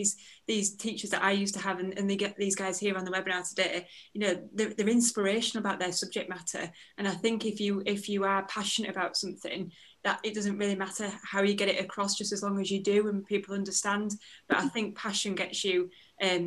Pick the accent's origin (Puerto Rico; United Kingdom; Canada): United Kingdom; Yorkshire and the Humber; I'm from Yorkshire and very colloquially with my speaking